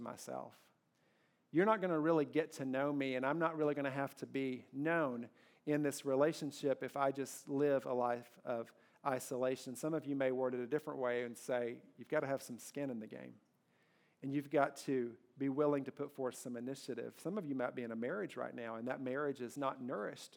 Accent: Kentucky, United States; I grew up in Kentucky

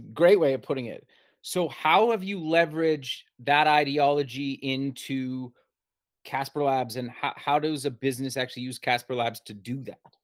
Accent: Canada; also born or lived in Alberta; I'm actually Canadian as well. I live in Alberta

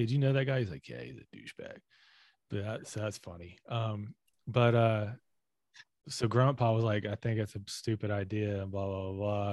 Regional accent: the South, United States; being a Southerner

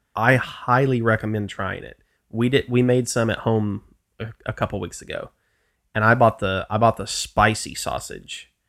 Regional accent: the South, United States; I'm from the South

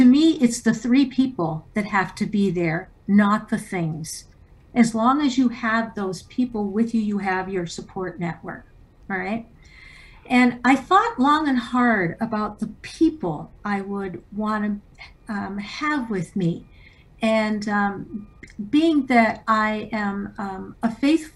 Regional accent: Canada; I was born in Canada

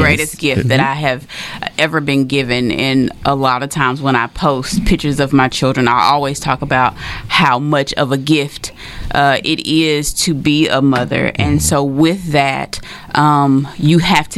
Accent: Texarkana, Arkansas, United States; I am from Texarkana, born and raised, graduated from Arkansas High

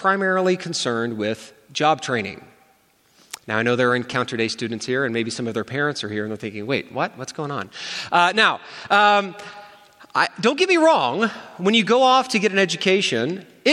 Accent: United States; as an American

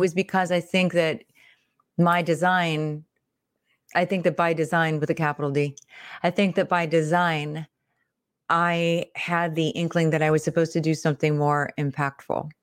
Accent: Pittsburgh, Pennsylvania, United States; I'm from the Midwest, so I'm from Pittsburgh, Pennsylvania

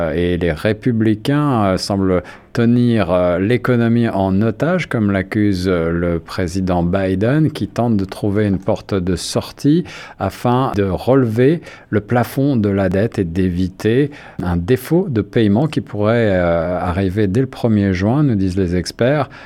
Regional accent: Canada; chez nous, au Canada

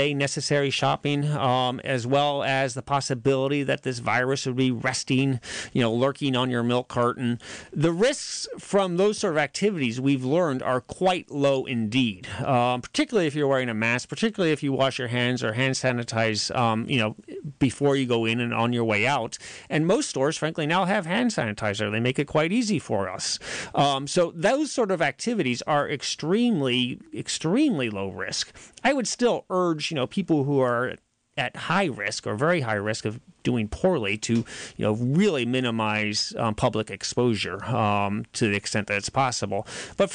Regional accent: Boonville, California, United States; I'm from West Boonville

